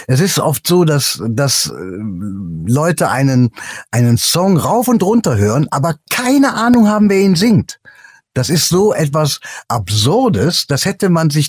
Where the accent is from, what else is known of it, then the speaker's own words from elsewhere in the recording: Cologne, North Rhine-Westphalia, Germany; Ich mag die Mentalität der Kölner. Ich bin eine Kölsche Jung.